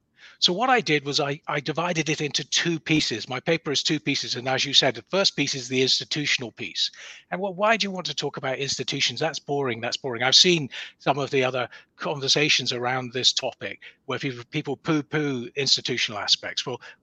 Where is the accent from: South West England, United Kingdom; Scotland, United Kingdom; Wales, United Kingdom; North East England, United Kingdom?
Scotland, United Kingdom; Edinburgh; Just in Gilmerton.